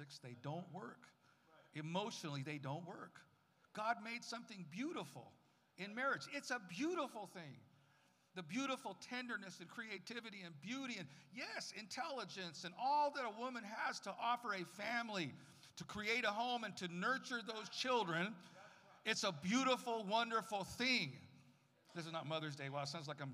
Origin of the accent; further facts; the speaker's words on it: San Francisco, California, United States; also born or lived in Tucson, Arizona; now in Arizona, United States; I was raised mostly in Arizona, mostly California until I was about 8 or 9